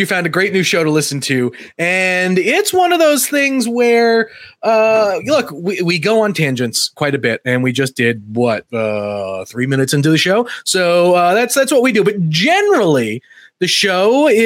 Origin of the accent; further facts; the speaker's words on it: New York, United States; moved away as an adult; now in Nashville, United States; I'm from New York